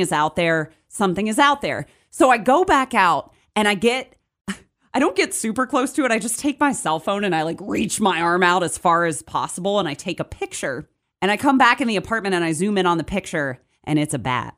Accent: Charlotte, North Carolina, United States; moved away as an adult; also born or lived in Morgantown, West Virginia; now in Martinsburg, United States; I'm originally from Charlotte, North Carolina. Born and raised there. I moved to Morgantown, West Virginia when I was twenty-one.

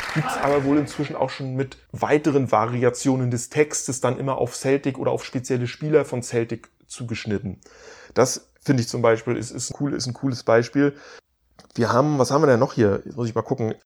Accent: Stralsund, Mecklenburg-Vorpommern, Germany; born or raised there

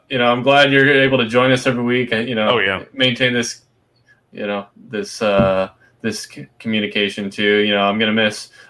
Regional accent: Florida, United States; also born or lived in West Virginia; Lived, lived the first little five wee years of my life there, um, and then moved to Florida.

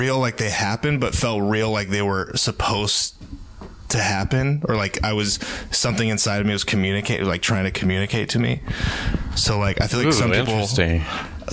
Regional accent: Sacramento, California, United States; I'm from Sacramento

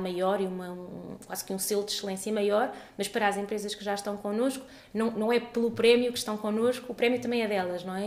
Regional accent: Portugal; já nasci em Portugal, mas toda a minha família é, é de Moçambique

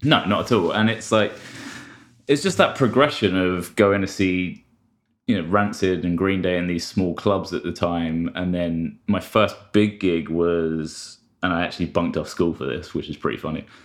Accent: London, United Kingdom; I'm from London

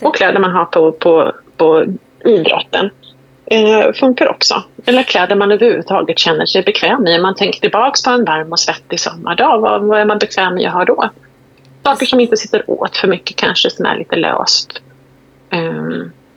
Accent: Sweden; Vi är svenskar

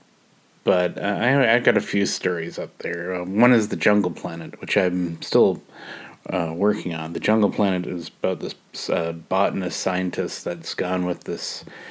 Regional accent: Canada; I'm a Canadian

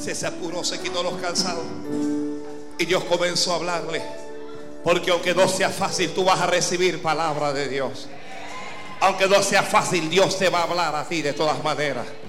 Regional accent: Panama; Aquí en Panamá

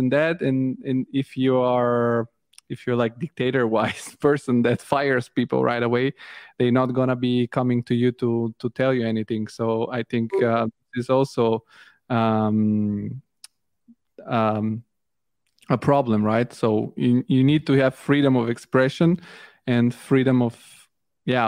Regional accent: Bulgaria; I come from Bulgaria

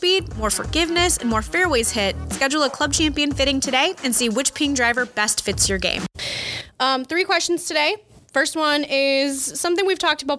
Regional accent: Chicago, Illinois, United States; we're from Chicago

